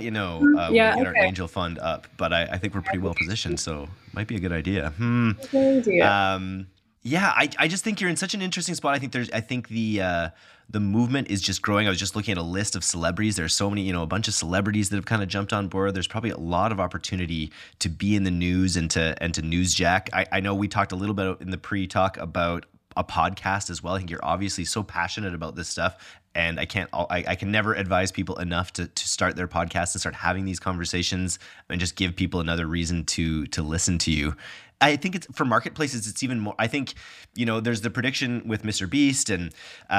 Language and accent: English; Canada; we're both Canadian.